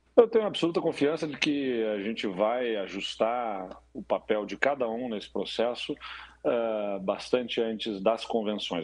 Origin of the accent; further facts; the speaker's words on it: Brazil; como brasileiros